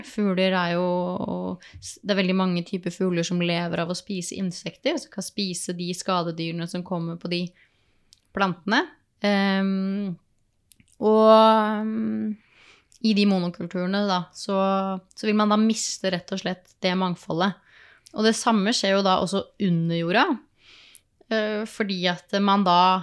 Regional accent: Oslo, Norway; moved away as an adult; also born or lived in Østmarka; now in Dokka, Norway; jeg kommer fra Oslo

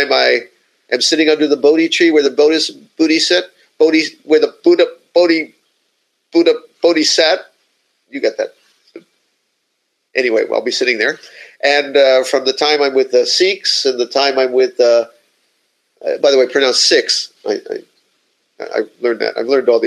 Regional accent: Miami, Florida, United States; I'm from Miami

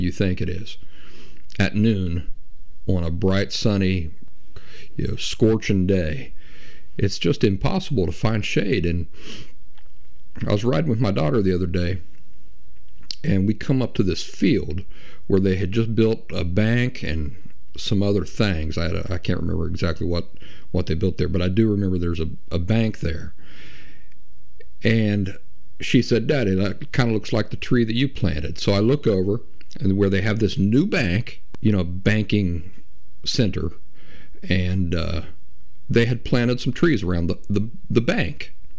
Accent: Appalachia, United States; I grew up in the Appalachian backwoods

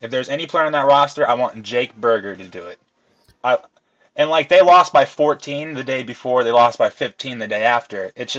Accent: Hammond, Indiana, United States; I'm not from Chicago. I'm from Hammond, Indiana.

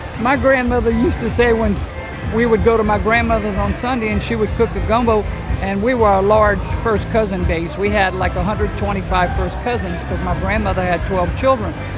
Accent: Cajun, Louisiana, United States; We're Cajun people

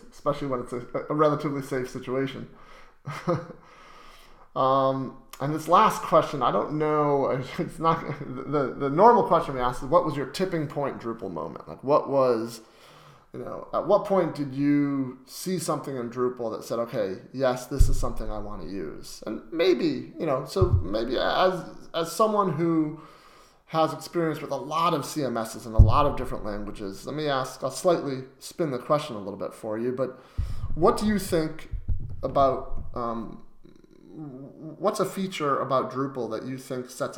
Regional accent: Connecticut, United States; I grew up in Connecticut

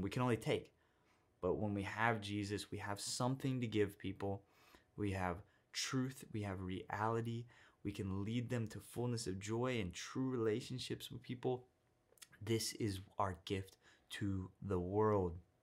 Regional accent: Texas, United States; I'm from Texas

